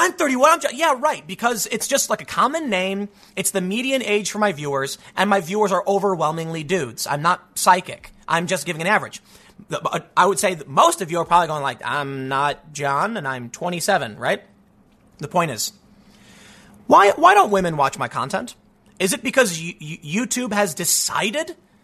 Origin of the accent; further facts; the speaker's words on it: Chicago, Illinois, United States; I grew up in the South Side